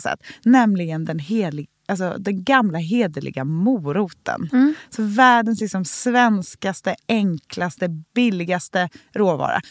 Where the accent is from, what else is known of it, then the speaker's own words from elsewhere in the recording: Gothenburg, Västra Götaland, Sweden; runt matbordet i Änggården där jag är uppvuxen i Göteborg